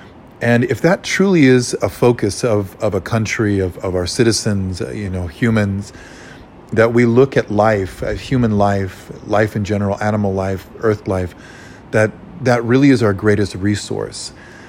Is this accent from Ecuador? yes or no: yes; Ecuador; moved away; also born or lived in Hawaii; So I grew up farming. And what shocked me so much coming from Latin America, especially Ecuador, where I grew up